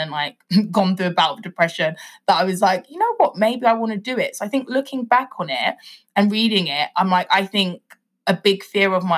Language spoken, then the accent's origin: English; Nigeria; I'm Nigerian